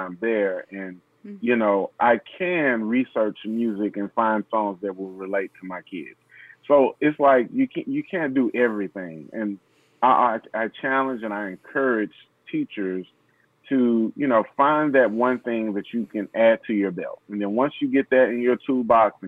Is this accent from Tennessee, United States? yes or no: yes; Nashville, Tennessee, United States; I'm from Nashville, Tennessee, Music City